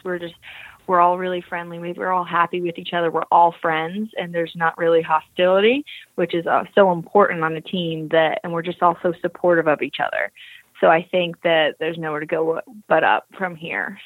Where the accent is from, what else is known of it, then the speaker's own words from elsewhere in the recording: Eustis, Florida, United States; moved away; I grew up in a town called Eustis, Florida. So that's central Florida.